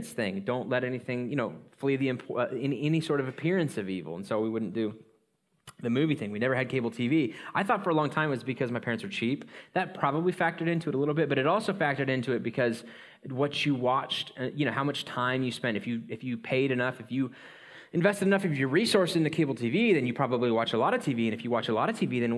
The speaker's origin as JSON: {"language": "English", "town": "Coeur d'Alene", "region": "Idaho", "country": "United States", "tie": "born or raised there", "said": "I grew up in North Idaho, Coeur d'Alene"}